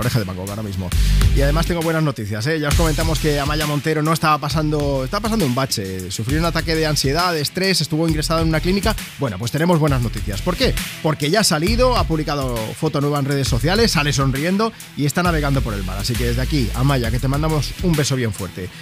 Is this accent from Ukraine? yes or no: no; Catalonia, Spain; yo soy catalán